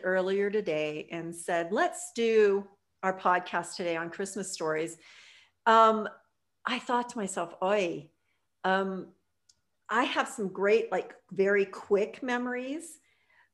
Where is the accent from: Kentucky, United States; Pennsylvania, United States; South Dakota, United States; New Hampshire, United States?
Pennsylvania, United States; Pittsburgh; moved away; I grew up in outside of Pittsburgh, Pennsylvania, when I was a kid